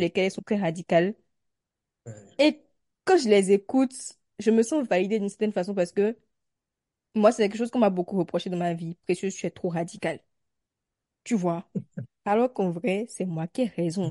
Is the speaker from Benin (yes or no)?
yes; Benin; en tant que béninoise.